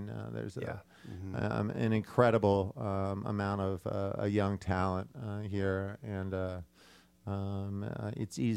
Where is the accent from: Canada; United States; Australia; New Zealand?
United States; Indianapolis, Indiana; moved away; also born or lived in California / New York / London / Nashville, Tennessee; Well, I was uh, born in Indianapolis, um, and uh, I spent most of my adult life on the on the West Coast in California, um, with short stints in uh, in New York, um, and uh, many points in between. Spent a year in London